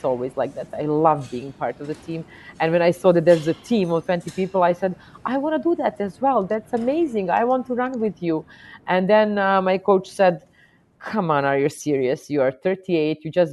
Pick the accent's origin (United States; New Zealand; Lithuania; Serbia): Serbia; Belgrade; I come from Belgrade, Serbia, Europe